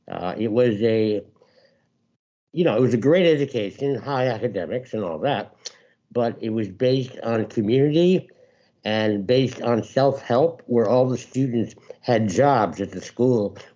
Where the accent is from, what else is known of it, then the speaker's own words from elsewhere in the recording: Bedford, New York, United States; I was born in New York City, and I grew up just outside of White Plains, New York, which is about an hour and a half of north of Manhattan.